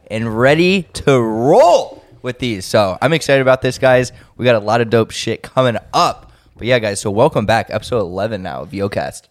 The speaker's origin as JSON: {"language": "English", "town": "Cleveland", "region": "Ohio", "country": "United States", "said": "I'm from Cleveland"}